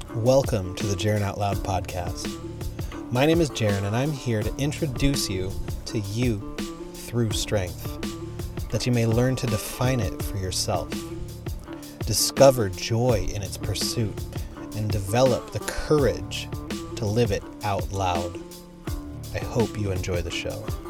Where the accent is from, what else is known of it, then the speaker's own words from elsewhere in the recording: San Diego, California, United States; I grew up in San Diego